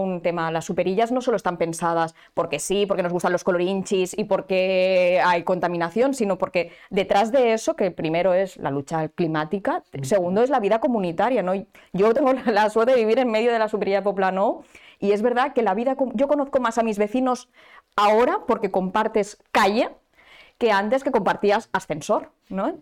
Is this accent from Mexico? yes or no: no; Barcelona, Catalonia, Spain; los que somos de Barcelona